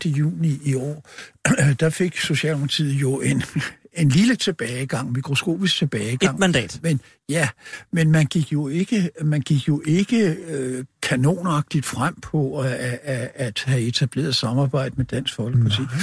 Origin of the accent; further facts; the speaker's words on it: Copenhagen Western Suburbs, Capital Region of Denmark, Denmark; Jeg kommer fra Københavns Vestegn